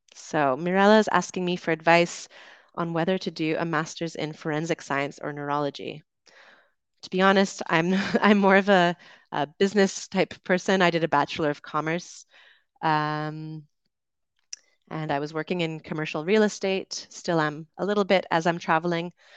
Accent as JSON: {"language": "English", "area": "Vancouver Island", "region": "British Columbia", "country": "Canada", "tie": "born or raised there", "also_born_or_lived": "London, United Kingdom", "moved": "as an adult", "said": "I'm from Canada. I grew up on Vancouver Island, uh, went to university in Vancouver"}